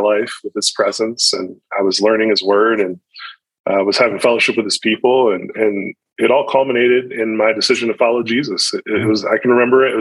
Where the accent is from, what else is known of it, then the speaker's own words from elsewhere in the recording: Williamsport, Pennsylvania, United States; I was born and raised in Williamsport, Pennsylvania, the home of Little League Baseball